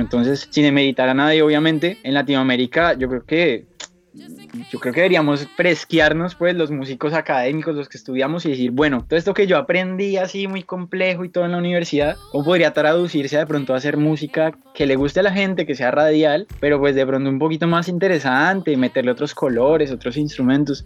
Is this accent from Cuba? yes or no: no; Colombia; moved away as an adult; also born or lived in Bogotá; now in Miami, United States; Yo soy colombiano